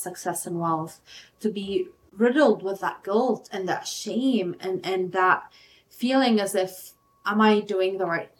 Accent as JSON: {"language": "English", "country": "Lebanon", "said": "I'm from Lebanon. We struggled a lot with war"}